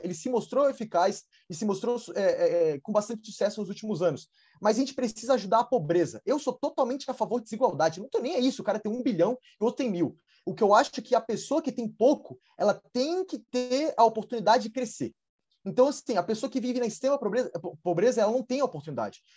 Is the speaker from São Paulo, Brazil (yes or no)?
no; Brasília, Federal District, Brazil; eu sou de Brasília, eu estou agora em Brasília